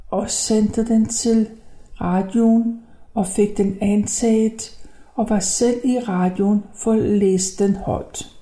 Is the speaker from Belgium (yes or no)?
no; Copenhagen, Capital Region of Denmark, Denmark; born there; jeg er født i 1932 i København.